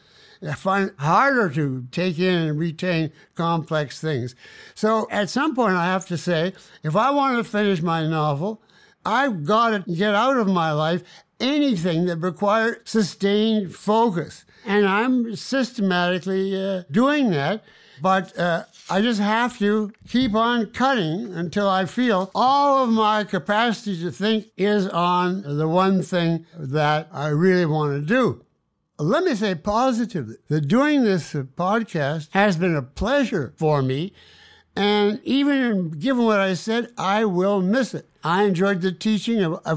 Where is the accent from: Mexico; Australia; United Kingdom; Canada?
Canada; Winnipeg, Manitoba; I set it in the hometown that I grew up in Canada.